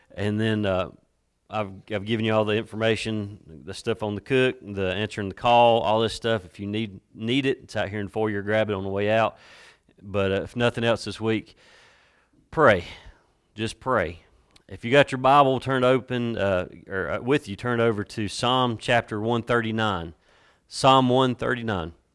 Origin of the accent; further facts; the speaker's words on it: Watauga County, North Carolina, United States; I'm from Watauga County, and we deal more with cows than we do Christmas trees.